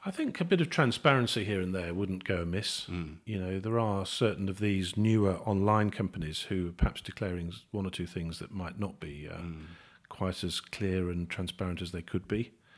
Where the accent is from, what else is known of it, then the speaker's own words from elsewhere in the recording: Birmingham, West Midlands, United Kingdom; I'm a Brummie